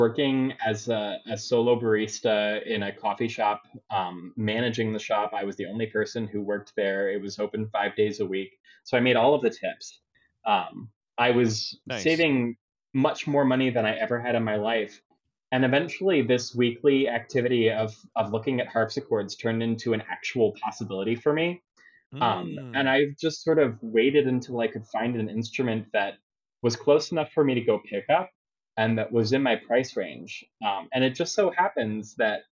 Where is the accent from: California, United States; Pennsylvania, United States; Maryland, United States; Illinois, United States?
Maryland, United States; Baltimore; accent: Baltimore; my Baltimore accent